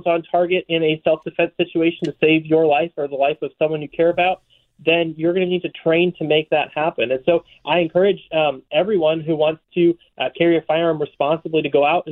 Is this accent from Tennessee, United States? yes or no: no; St. Louis, Missouri, United States; I grew up in St. Louis, Missouri